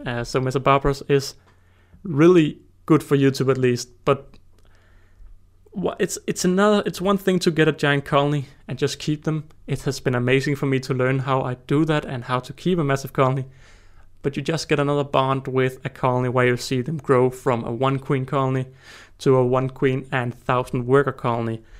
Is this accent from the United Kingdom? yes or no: no; Denmark; I'm twenty years old and I'm from Denmark